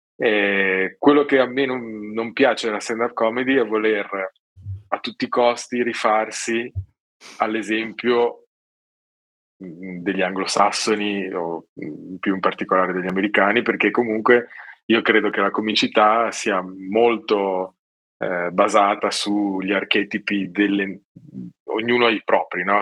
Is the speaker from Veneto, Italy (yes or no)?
no; Genoa, Liguria, Italy; sono genovese